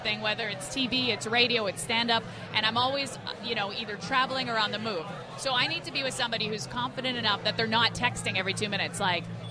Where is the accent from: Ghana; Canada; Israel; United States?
Canada; Winnipeg, Manitoba; I'm from Winnipeg